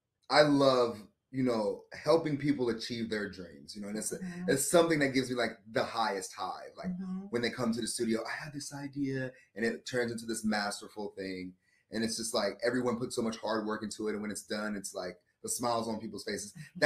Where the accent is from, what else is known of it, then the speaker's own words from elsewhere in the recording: Coco Solo, Colón, Panama; born there; I'm a military brat. I was born in Panama, or Cocosolo, Panama, the country